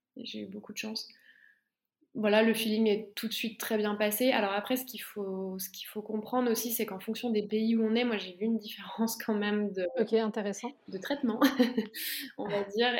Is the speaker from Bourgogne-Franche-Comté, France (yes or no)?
yes; Besançon, Bourgogne-Franche-Comté, France; moved away as an adult; ma ville natale à Besançon